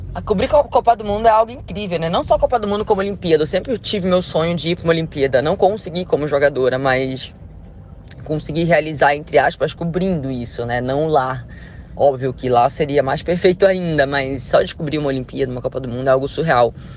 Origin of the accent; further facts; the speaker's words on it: Macapá, Amapá, Brazil; moved away; Eu saí lá de Macapá